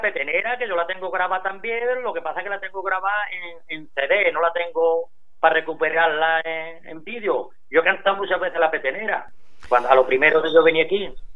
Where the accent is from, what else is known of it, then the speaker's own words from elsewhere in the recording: Paterna de Rivera, Andalusia, Spain; moved away as an adult; yo soy de Paterna